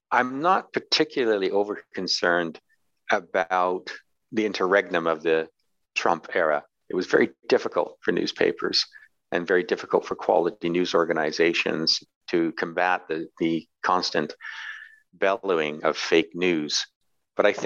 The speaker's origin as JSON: {"language": "English", "town": "Glasgow", "region": "Scotland", "country": "United Kingdom", "tie": "born there", "also_born_or_lived": "New York City", "said": "I'm a Brit. I was born in Britain. You can't tell from my accent. I was born in Glasgow, east end of Glasgow."}